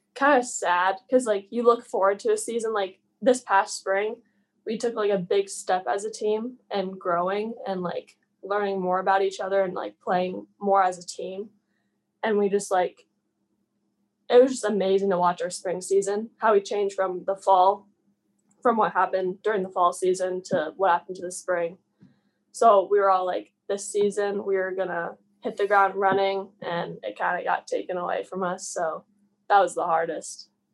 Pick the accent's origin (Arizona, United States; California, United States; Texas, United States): Arizona, United States; Phoenix; also born or lived in Minnesota; now in Moorhead, United States; I'm from Phoenix, Arizona originally.